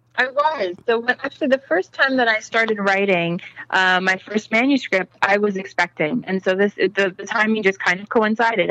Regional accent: United States; having lived in the United States

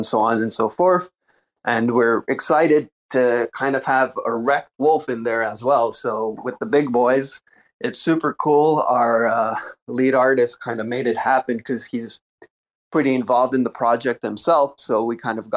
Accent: Montreal, Quebec, Canada; I'm also from Montreal

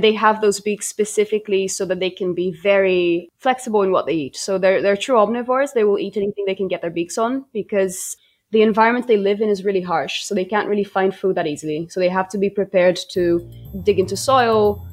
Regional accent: Brazil; first language Brazilian Portuguese; English is a second language; moved away as an adult; also born or lived in Oxford, United Kingdom; now in Auckland, New Zealand; I'm actually originally from Brazil, so my first language is Brazilian Portuguese. I sort of grew up in Brazil, spent my entire childhood and teenage years there

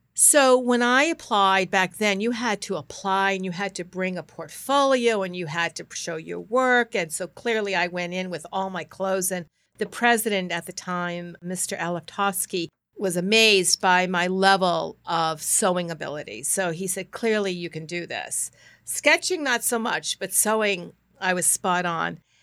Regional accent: Norwood, Massachusetts, United States; also born or lived in Boston, South End / Ohio; I grew up in Norwood, went to school in Norwood

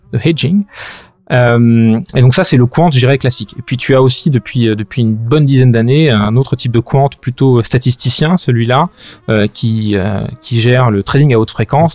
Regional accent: France; moved away as an adult; also born or lived in London; now in Brussels, Belgium; j'ai j'ai grandi en France jusqu'à la fin de mes études.

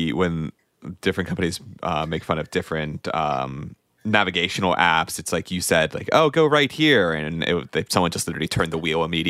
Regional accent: Pennsylvania, United States; So you know, I'm also from Pennsylvania.

